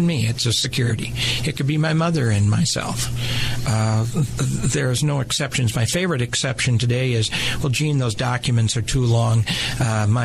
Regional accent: California, United States; I'm from California

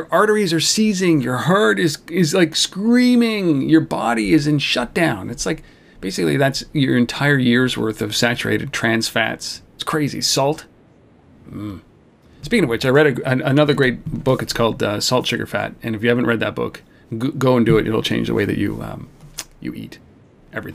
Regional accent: Canada; we're Canadian. We're a nation of beer drinkers.

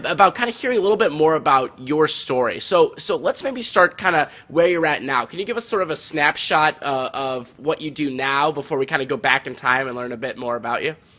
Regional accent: St. Louis, Missouri, United States; I grew up in St. Louis

